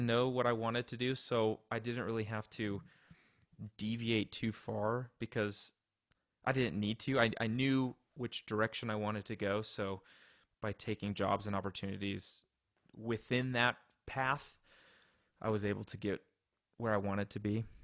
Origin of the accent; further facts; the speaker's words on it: Colorado, United States; also born or lived in Indianapolis; I was born in Colorado, grew up here